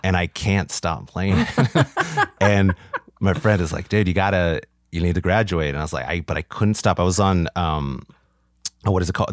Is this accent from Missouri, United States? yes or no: no; Orange County, California, United States; I'm from Orange County originally